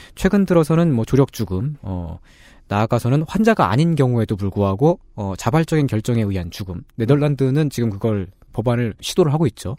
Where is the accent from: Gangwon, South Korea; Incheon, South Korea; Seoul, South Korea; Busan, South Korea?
Seoul, South Korea; 저는 상도동에서 태어났는데 달마산이라고 있습니다